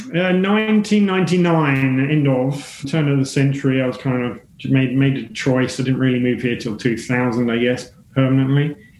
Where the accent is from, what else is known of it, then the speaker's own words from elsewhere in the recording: England, United Kingdom; moved away as an adult; now in Australia; even though I'm based in Australia for 21 years now, I'm English originally